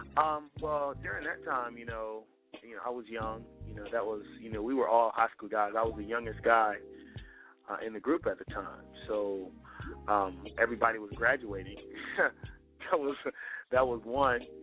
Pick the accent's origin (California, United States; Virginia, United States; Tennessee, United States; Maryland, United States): Virginia, United States; Richmond; I promote events in, in my in my hometown, Richmond, VA